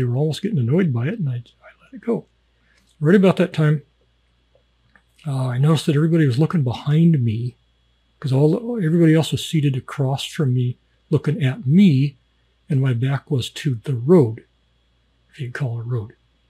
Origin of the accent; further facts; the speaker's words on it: Canada; and am I American? No, I'm Canadian.